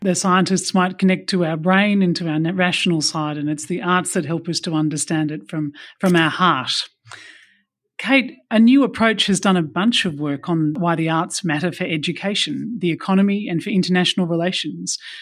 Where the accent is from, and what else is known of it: Australia